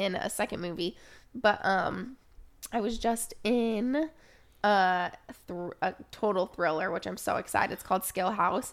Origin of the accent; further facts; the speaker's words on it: Oregon, United States; growing up in Oregon